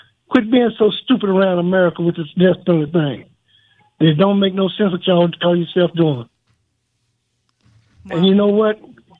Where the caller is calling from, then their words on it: Texas, United States; Well, I just called to tell all the fellas hello. I'm from Luskin and Styles Unit.